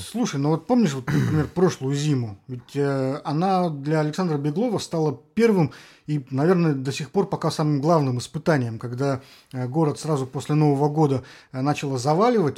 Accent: Saint Petersburg, Russia; мы, петербуржцы

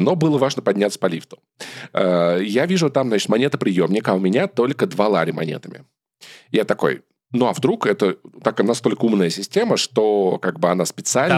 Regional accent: Russia; moved away; also born or lived in Yerevan; вообще мы из России

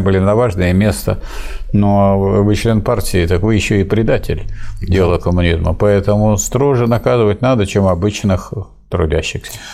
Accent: Staroklinskoye village, Pervomaysky District, Tambov Oblast, Russia; в селе Староклинском Первомайского района Тамбовской области, откуда я родом

